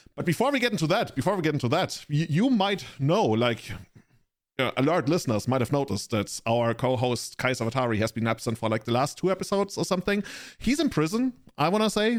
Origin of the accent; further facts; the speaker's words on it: Germany; I'm from the Germany.